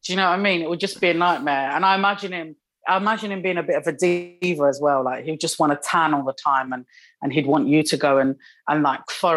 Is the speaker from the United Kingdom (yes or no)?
yes; United Kingdom; also born or lived in Morocco; I'm obviously British and Moroccan